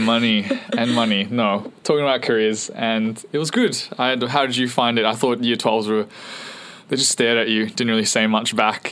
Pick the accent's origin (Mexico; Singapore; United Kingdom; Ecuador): Singapore; moved away; so we were all born in Singapore, and I grew up the longest in Singapore, and so I went to school the longest in Singapore